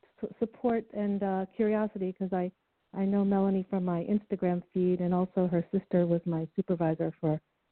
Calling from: New York, United States; Yes, I'm from New York.

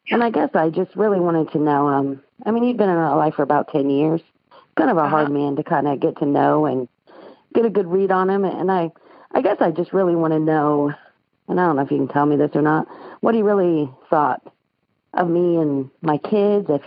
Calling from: Terre Haute, Indiana, United States; I'm actually calling from Terre Haute, Indiana, too.

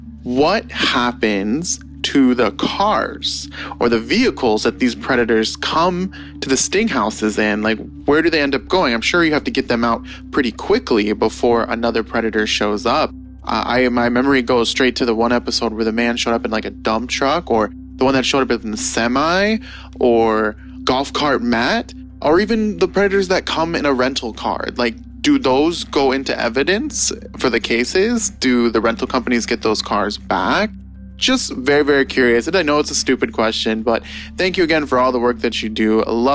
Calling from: Detroit, Michigan, United States; Hi, Chris. This is … from Detroit. Go Lions.

